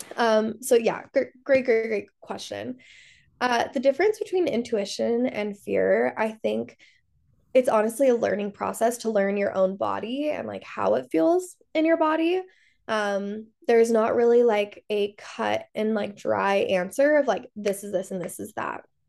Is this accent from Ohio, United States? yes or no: no; Salt Lake City, Utah, United States; I grew up in Salt Lake City, I grew up Mormon